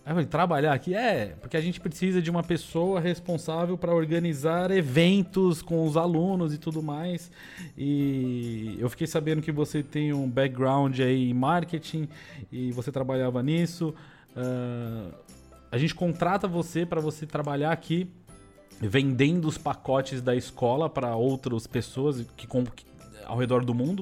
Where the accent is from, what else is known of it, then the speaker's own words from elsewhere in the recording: São Paulo, Brazil; moved away as an adult; also born or lived in Taboão da Serra / United States / Canada; Eu sou de São Paulo, nascido em São Paulo. Tá. Vivi em São Paulo.